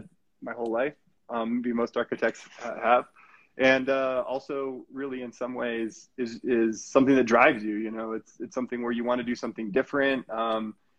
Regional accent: Colorado, United States; also born or lived in Okinawa, Japan; came to the U.S. at the age of 2, right to Colorado

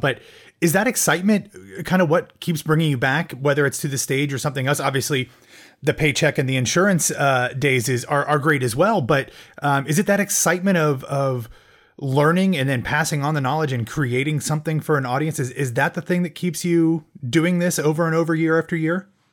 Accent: Midwest, United States; moved away as an adult; also born or lived in Ohio; now in Florida, United States; I grew up in the Midwest

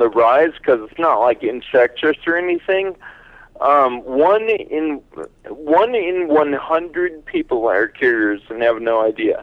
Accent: Northern California, United States; moved away as an adult; now in Pennsylvania, United States; I grew up in Northern California, and I lived here until about 5 years ago.

